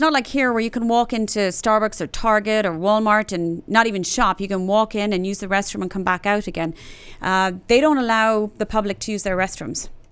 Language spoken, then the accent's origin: English; Ireland; now in Dallas, United States; 'cause I'm Irish